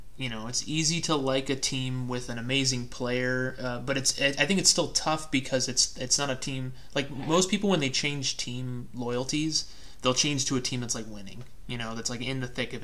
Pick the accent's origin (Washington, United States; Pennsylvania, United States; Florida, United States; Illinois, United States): Illinois, United States; Chicago; So I was born in Chicago and raised in the Chicago suburbs. So I'm a lifelong Cubs fan.